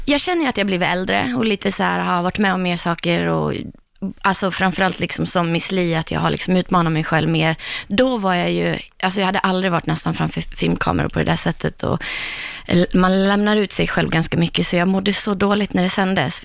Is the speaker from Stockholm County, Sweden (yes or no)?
no; Borlänge, Dalarna County, Sweden; hemma i Borlänge